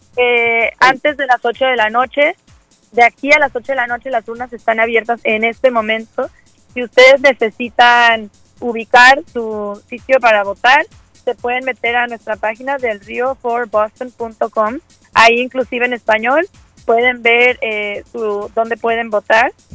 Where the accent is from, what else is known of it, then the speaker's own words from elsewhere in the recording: Mexico City, Mexico; now in Boston, United States; Yo soy originaria de la Ciudad de México y casada con colombiano